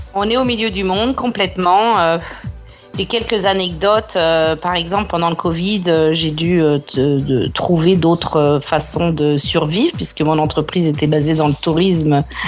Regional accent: France; now in Brisbane, Australia; en tant que française

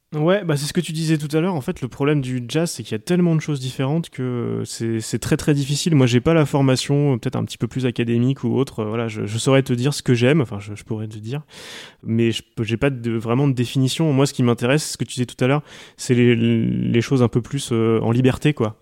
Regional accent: Coutances, Normandy, France; J'ai grandi à Coutances

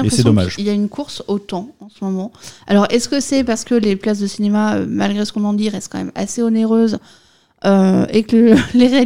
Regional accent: France; moi je suis française, donc je dis Cylian.

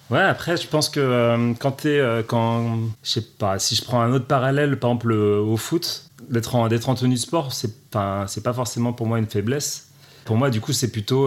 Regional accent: Paris, Île-de-France, France; je suis un Parisien pur

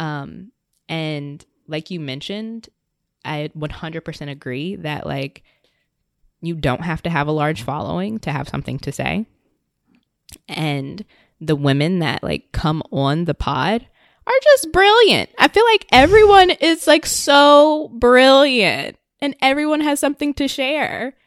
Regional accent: Richmond, Virginia, United States; moved away as an adult; now in New York, United States; I'm originally from Richmond, Virginia, was living in Northern Virginia, I think, right before moving to New York.

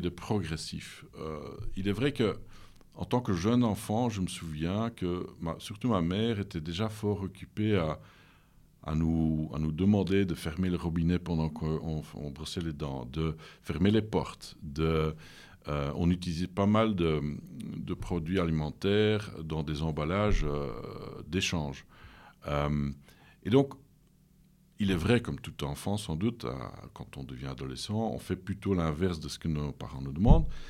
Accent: Leuven, Flanders, Belgium; French is a second language; also born or lived in Lille, France; je suis né à Leuven, euh, je suis flamand d'origine

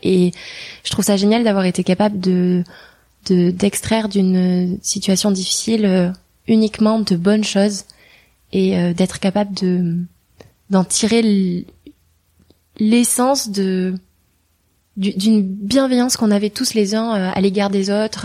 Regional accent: Hendaye, Nouvelle-Aquitaine, France; moved away; j'ai grandi dans une ville qui s'appelle Andaille, qui est à la frontière euh, entre l'Espagne et, la France, sur la côte atlantique.

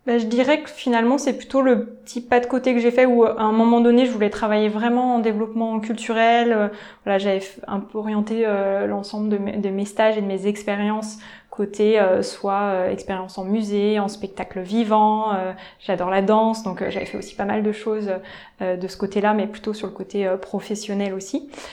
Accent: Nantes, Pays de la Loire, France; moved away as an adult; also born or lived in Paris; je suis née à Nantes et euh, ensuite euh, je suis partie faire mes études à Paris

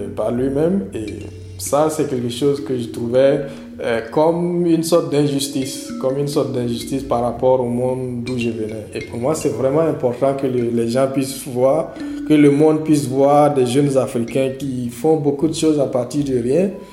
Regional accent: Fada N'Gourma, Est, Burkina Faso; Je suis né et j'ai grandi à Fadan Koumou, à l'est du Burkina Faso.

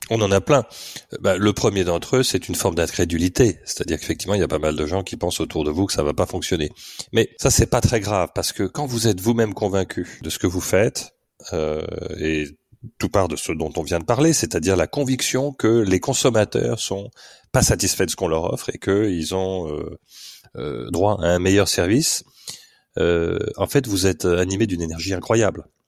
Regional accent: Paris, Île-de-France, France; moved away as an adult; also born or lived in United Kingdom; Je suis parisien au départ

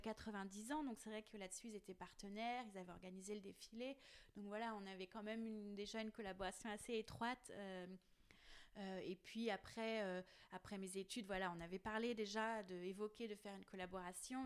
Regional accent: Plougastel-Daoulas, Brittany, France; Plougastel parce que voilà c'est là où j'ai grandi

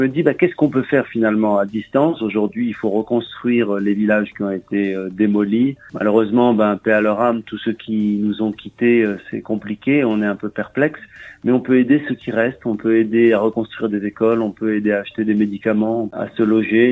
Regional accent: Morocco; moved away; je suis marocain, né au Maroc

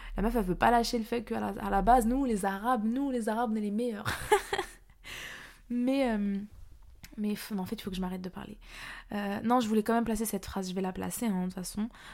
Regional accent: Paris, Île-de-France, France; moi-même je suis parisienne

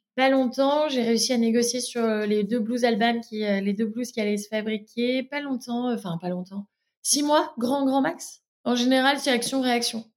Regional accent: Lille, Hauts-de-France, France; moved away as an adult; now in Brussels, Belgium; Je suis lilloise aussi d'origine

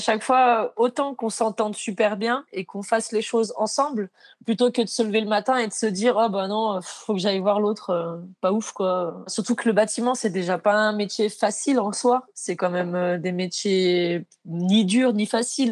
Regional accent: Maurienne, Auvergne-Rhône-Alpes, France; moved away; j'étais de Maurienne à la base, euh, quand j'avais 16 ans, j'ai cherché un apprentissage

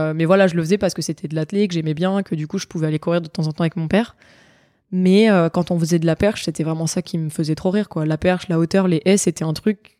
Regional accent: Nice, Provence-Alpes-Côte d'Azur, France; moved away as an adult; now in Bordeaux, France; je suis niçoise, j'ai grandi à Nice, j'ai été formée à Nice pendant euh, quasiment dix ans.

